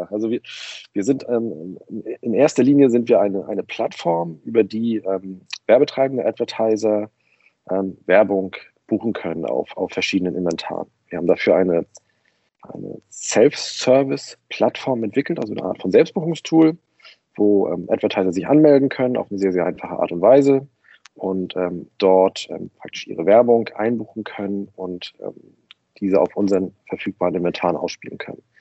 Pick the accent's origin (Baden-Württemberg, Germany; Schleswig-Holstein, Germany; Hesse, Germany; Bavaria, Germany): Schleswig-Holstein, Germany; Kiel; now in Berlin, Germany; Ich komme aus Kiel, bin aber schon seit 2002 in Berlin und habe hier meinen Lebensmittelpunkt